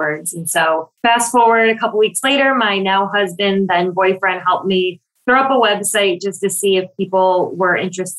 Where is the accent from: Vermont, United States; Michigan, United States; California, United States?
Michigan, United States; now in Brooklyn, United States; I live in Brooklyn, New York. I'm originally from Michigan, and I flew home to Michigan